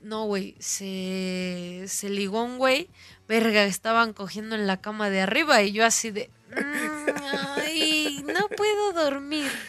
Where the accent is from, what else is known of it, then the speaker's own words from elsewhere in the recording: Mexico City, Mexico; de la Ciudad de México